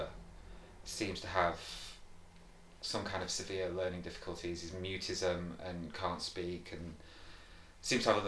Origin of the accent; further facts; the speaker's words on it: the Northwest, North West England, United Kingdom; I grew up in the Northwest, and my parents have lived in Morecambe and around Morecambe Bay